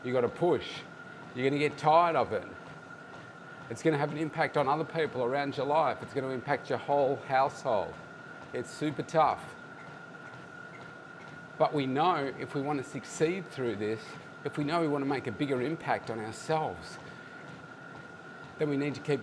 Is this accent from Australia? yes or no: yes; Melbourne, Victoria, Australia; here in my hometown